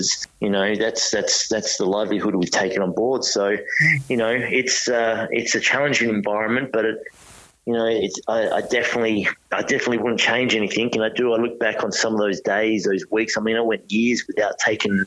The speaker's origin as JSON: {"language": "English", "town": "Perth", "region": "Western Australia", "country": "Australia", "moved": "as an adult", "lives_now": "Sydney, Australia", "said": "I'm from Perth and I've got family back"}